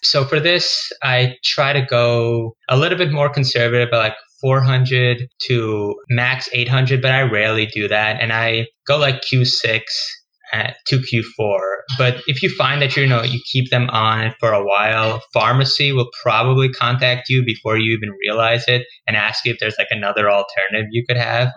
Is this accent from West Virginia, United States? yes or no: no; New York City, New York, United States; moved away as an adult; now in Boston, United States; I'm originally from New York. I grew up in Queens